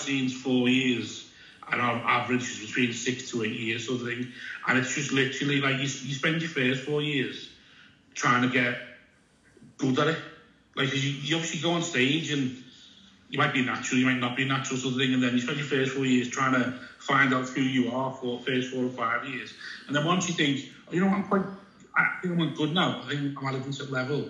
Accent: Liverpool, North West England, United Kingdom; I'm a comedian from Liverpool.

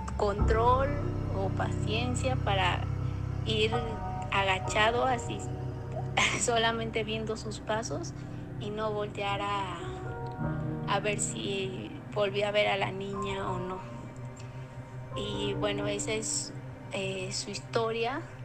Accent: Metepec, State of Mexico, Mexico; Nosotros somos del Estado de México, de Metepec

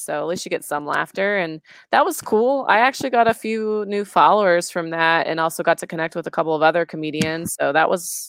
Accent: Oregon, United States; I grew up in Oregon, so grew up around a lot of hippies.

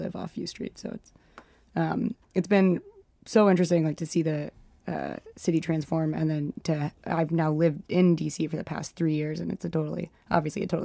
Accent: Montgomery County, Maryland, United States; moved away as an adult; now in Washington, D.C., United States; I'm from Montgomery County. So I grew up outside DC.

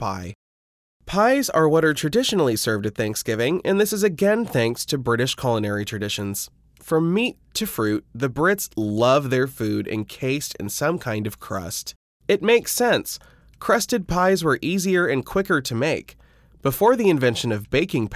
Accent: Midwest, United States; I'm from the Midwest

